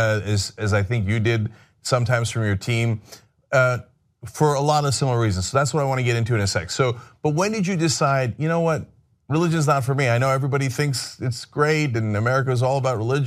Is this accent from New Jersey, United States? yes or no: yes; New Jersey, United States; I grew up in New Jersey, not in the Bible Belt or anything